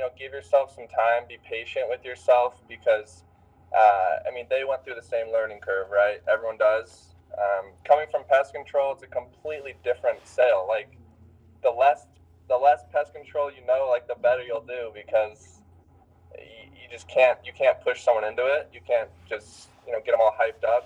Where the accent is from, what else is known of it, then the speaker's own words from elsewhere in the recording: Highland, Utah, United States; I'm from Highland, Utah. I went to Lone Peak with Jake